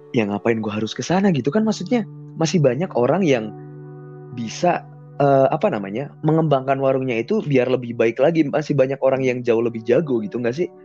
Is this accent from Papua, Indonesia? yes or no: no; Pekalongan, Central Java, Indonesia; iya, iya kan, btw gue dari